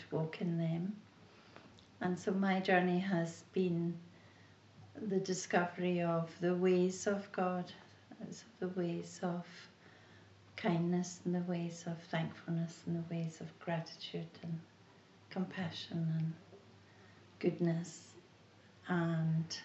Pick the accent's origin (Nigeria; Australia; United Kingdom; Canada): United Kingdom; Glasgow, Scotland; I grew up in Glasgow and I was a very churched child